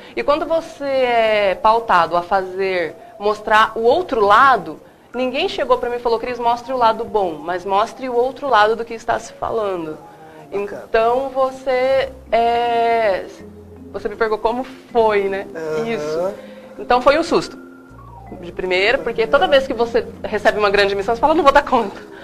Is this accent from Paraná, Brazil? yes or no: yes; Paraná, Brazil; now in Mato Grosso, Brazil; eu sou do Paraná